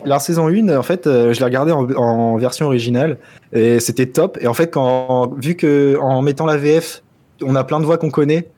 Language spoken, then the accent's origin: French; France; Chez nous en France